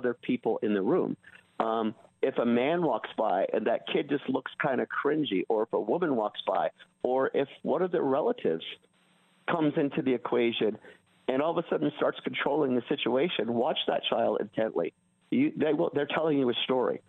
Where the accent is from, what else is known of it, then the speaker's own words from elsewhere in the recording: California, United States; growing up in California, if you ran away back in the 70s, you went to juvenile hall.